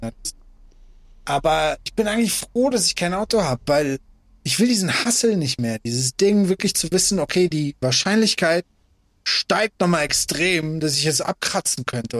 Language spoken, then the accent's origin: German; Afghanistan; moved away; Ich bin geboren in Afghanistan